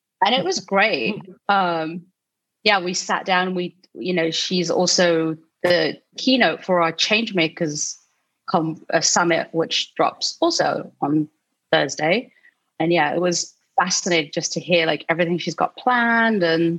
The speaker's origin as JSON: {"language": "English", "country": "Philippines", "said": "we vibed over the both being Filipino, and she's a better cook than I am. I can't even cook a Filipino dish to save my life."}